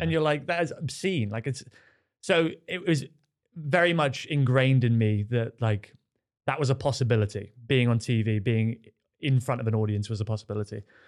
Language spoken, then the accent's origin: English; Devon, South West England, United Kingdom; now in London, United Kingdom; I grew up in Devon in a village